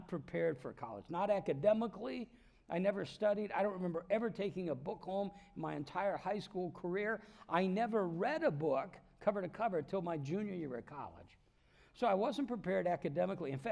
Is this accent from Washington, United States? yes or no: no; Davenport, Iowa, United States; moved away; I'm from Davenport, Iowa